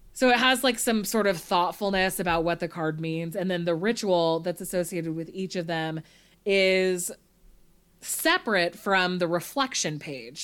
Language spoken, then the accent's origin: English; Monterey, California, United States; I'm from Monterey